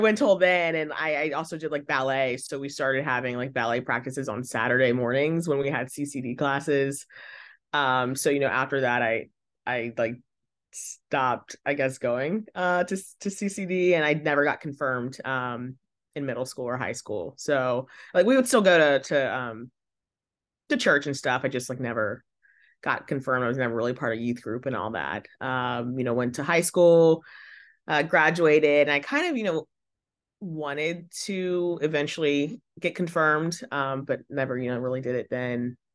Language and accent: English; Northwestern Virginia, United States; I grew up in Northwestern Virginia